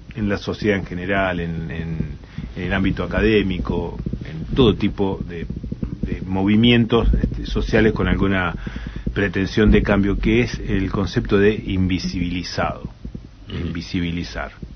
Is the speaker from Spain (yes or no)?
no; Argentina; ¿Cómo nos van a tratar como argentinos?